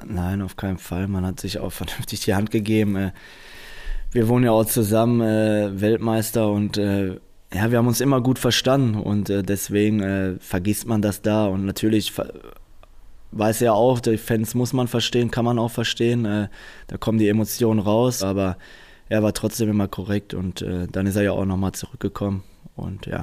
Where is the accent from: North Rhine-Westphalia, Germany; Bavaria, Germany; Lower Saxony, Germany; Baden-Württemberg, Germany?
North Rhine-Westphalia, Germany; Dortmund; Ich weiß selbst, wo ich herkomme. Dortmunder ist eine Arbeiterstadt